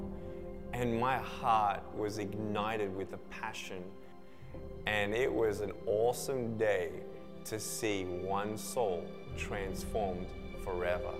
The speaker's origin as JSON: {"language": "English", "town": "Melbourne", "region": "Victoria", "country": "Australia", "tie": "born or raised there", "said": "I was born in Melbourne, Australia, 1982"}